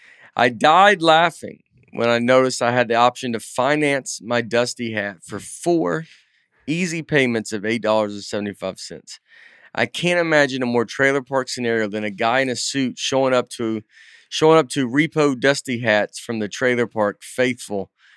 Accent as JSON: {"language": "English", "region": "Mississippi", "country": "United States", "said": "Why do y'all keep pronouncing the L in folks? I'm from Mississippi, and I even know not to do that."}